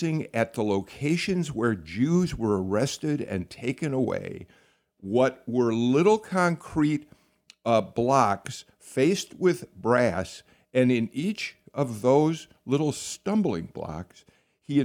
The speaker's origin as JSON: {"language": "English", "country": "United States", "said": "as an American Jew"}